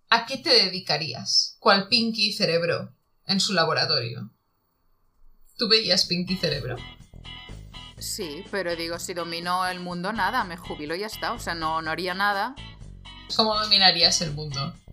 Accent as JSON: {"language": "Spanish", "region": "Puebla", "country": "Mexico", "said": "Yo, es que vengo de Puebla, de Puebla, ¿eh?"}